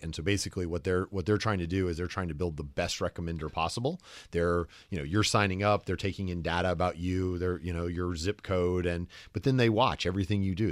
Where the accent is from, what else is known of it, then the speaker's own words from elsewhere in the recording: the South, United States; accent: the slightest wisp; moved away; I'm from the South